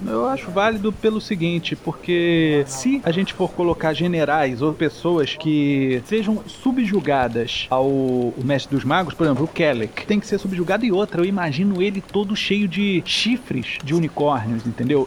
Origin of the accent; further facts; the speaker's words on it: Rio de Janeiro, Brazil; Mesmo sendo carioca